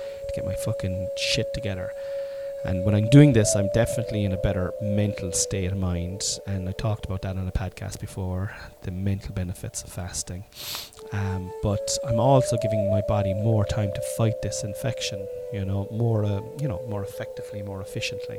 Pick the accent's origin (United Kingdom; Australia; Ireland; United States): Ireland; I'm Irish. We're all Irish. Irish. I'm Irish